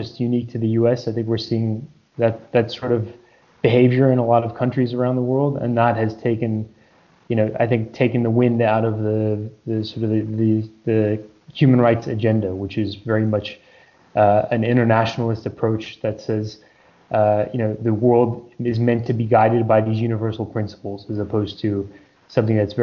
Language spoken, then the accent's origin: English; United States; as an American